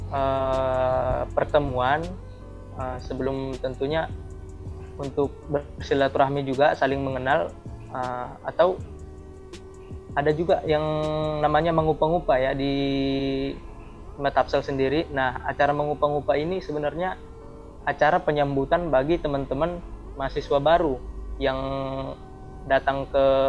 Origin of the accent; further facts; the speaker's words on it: South Tapanuli, North Sumatra, Indonesia; moved away as an adult; now in Bogor, Indonesia; mahasiswa perantauan dari Tapanuli bagian selatan